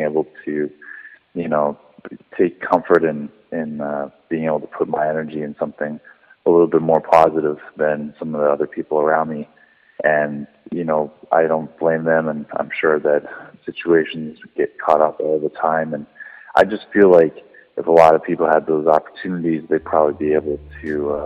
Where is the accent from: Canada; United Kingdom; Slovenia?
Canada; Kenora, Ontario; moved away; back home in my hometown in Kenora